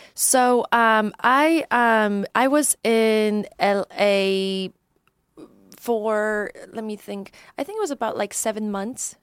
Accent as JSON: {"language": "English", "country": "Poland", "tie": "born or raised there", "also_born_or_lived": "Chicago", "moved": "yes", "said": "I'm originally from Poland, and mm-hmm. um. Um, that's where I grew up"}